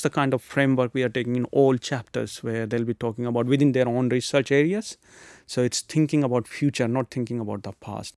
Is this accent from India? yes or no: yes; India; moved away; I come from India, so I had some good connections in India